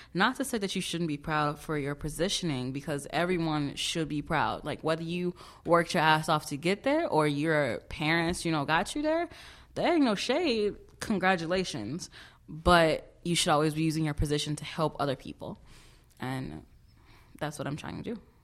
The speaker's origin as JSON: {"language": "English", "town": "Chicago", "region": "Illinois", "country": "United States", "moved": "as an adult", "lives_now": "Vermont, United States", "said": "I am from Chicago, no, not Chi Town or Chirac. I'm from the south side, yes, of Chicago"}